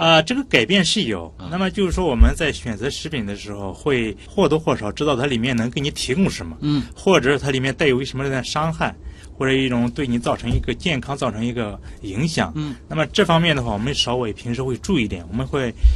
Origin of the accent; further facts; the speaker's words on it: northern China, China; moved away; 因为我是北方人